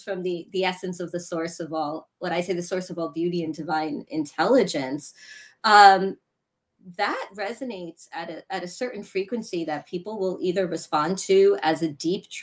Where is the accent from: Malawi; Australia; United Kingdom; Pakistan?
Pakistan; I'm Pakistani